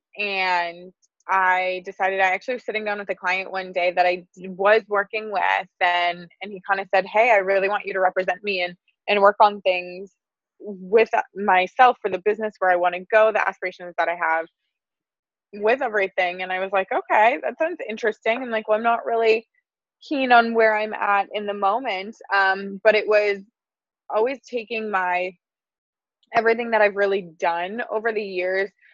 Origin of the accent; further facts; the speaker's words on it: Wisconsin, United States; moved away as an adult; now in Southern California, United States; it was kind of pulling from that Wisconsin